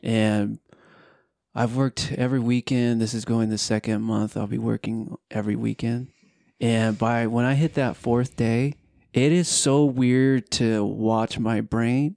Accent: Southern California, United States; moved away as an adult; now in Utah, United States; I'm originally from Southern California

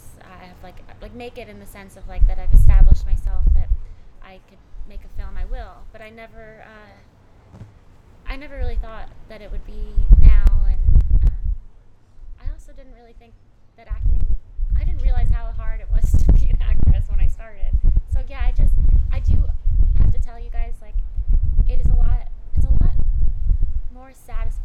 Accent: New Jersey, United States; also born or lived in California; now in Los Angeles, United States; I grew up in New Jersey. I'm a Jersey girl, but I was born in California, and now I live in LA again.

